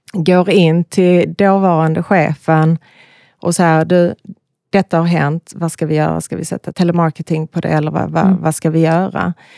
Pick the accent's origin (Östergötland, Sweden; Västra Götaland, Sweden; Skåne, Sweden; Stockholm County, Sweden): Skåne, Sweden; Malmö; Jag är från Malmö, mm. bor i Malmö